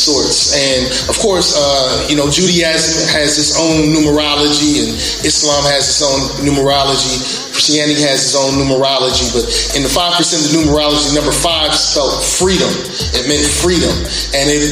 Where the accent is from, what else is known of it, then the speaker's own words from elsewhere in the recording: Columbus, Ohio, United States; also born or lived in Brooklyn, New York; I grew up in Columbus, Ohio, and I live here now with my wife and kids